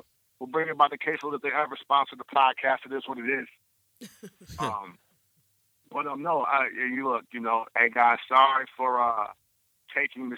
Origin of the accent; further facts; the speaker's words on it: Illinois, United States; I'm from Illinois